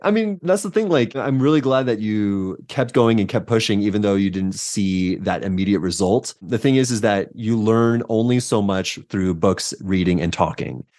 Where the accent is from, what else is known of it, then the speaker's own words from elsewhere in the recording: San Diego, California, United States; moved away as an adult; also born or lived in Santa Cruz, United States; now in Denver, United States; Born and raised in San Diego